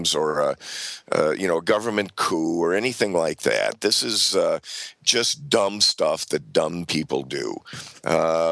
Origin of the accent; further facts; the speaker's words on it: Saint Paul, Minnesota, United States; my hometown where I'm talking to you from, St. Paul, Minnesota